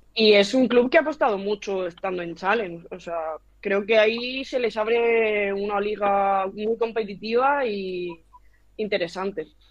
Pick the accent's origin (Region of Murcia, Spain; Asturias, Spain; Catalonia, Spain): Region of Murcia, Spain; town near Alhama de Murcia; está a cinco minutos de mi pueblo